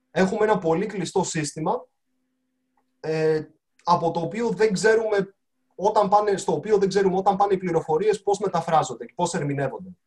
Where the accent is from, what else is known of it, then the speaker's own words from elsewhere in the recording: Greece; Είμαι και σαν Έλληνας πάρα πολύ περήφανος που ένα ελληνικό πανεπιστήμιο κατορθώνει τόσα πολλά πράγματα